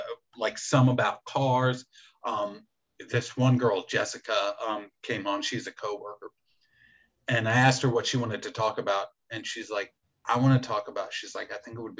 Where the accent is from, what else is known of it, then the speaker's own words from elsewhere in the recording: Philadelphia, Pennsylvania, United States; moved away; I'm from Philadelphia originally